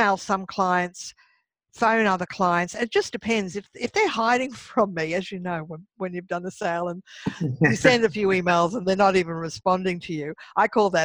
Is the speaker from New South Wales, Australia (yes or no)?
no; Brisbane, Queensland, Australia; moved away as an adult; also born or lived in Sydney; Last year, I did a big move from Sydney to my home state of Brisbane, of Queensland, and the city of Brisbane.